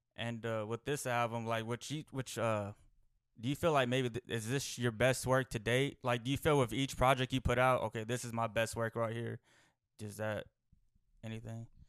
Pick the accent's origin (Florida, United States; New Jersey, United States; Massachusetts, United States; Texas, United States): Texas, United States; I'm from Texas